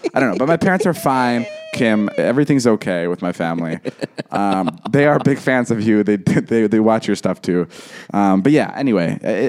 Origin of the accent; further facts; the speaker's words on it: Vernon Hills, Illinois, United States; I grew up in Vernon Hills.